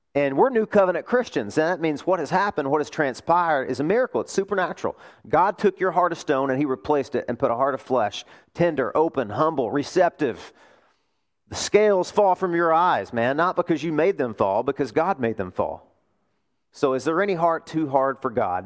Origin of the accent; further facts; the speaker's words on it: Arkansas, United States; moved away; my home state, Arkansas